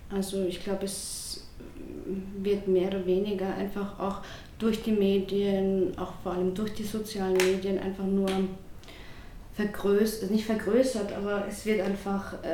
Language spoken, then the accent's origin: German; Vienna, Austria; Ich fühle mich nicht gespalten. Ich fühle mich als Wienerin, aber auch als Türkin.